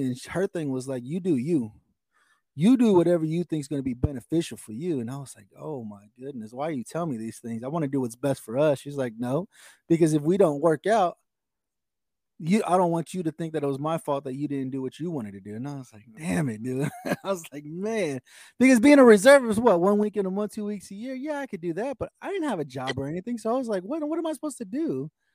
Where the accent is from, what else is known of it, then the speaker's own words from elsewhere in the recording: Oklahoma, United States; also born or lived in Texas; I, have grown up in Oklahoma all my life. You know, I, I, I I was born in Texas.